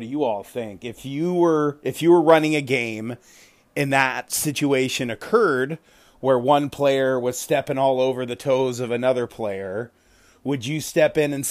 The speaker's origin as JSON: {"language": "English", "town": "Richmond", "region": "Virginia", "country": "United States", "tie": "born or raised there", "said": "I was born in Virginia. I was born in Richmond. So I do have roots in the South"}